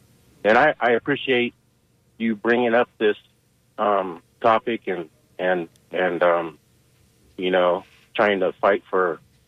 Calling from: St. Petersburg, Florida, United States; Hello, I'm … from St. Pete. I'm graduate from USF

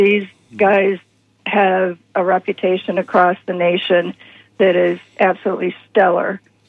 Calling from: Lutz, Florida, United States; Hi, Hi, it's … from Lutz.

